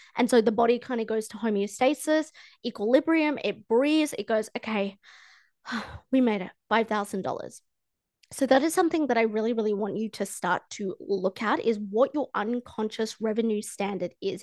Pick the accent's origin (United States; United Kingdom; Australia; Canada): Australia; I'm from Australia